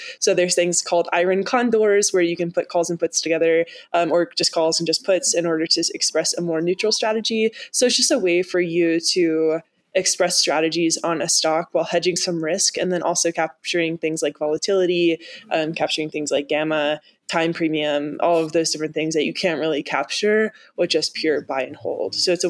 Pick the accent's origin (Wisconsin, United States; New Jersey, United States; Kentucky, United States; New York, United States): Kentucky, United States; I grew up in Kentucky, and the finance industry is not super prominent there.